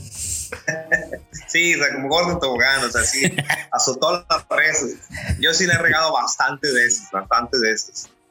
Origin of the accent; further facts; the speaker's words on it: Mexico City, Mexico; soy nacido en la Ciudad de México